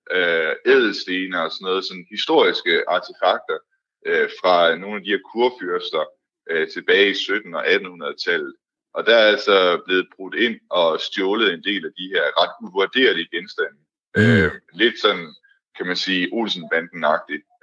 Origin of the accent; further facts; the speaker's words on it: Denmark; som dansker